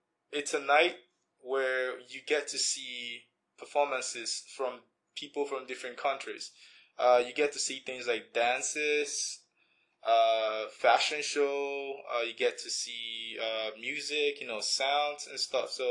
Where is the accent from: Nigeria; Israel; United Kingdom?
Nigeria; also born or lived in Winnipeg, Canada; now in Red Deer, Canada; I'm from Nigeria. Originally, I moved to Winnipeg in 2011